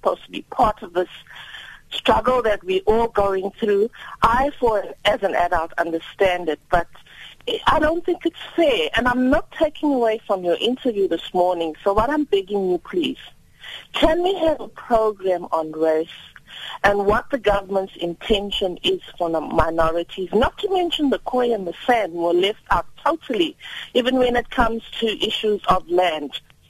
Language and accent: English; Durban, KwaZulu-Natal, South Africa; I'm from Durban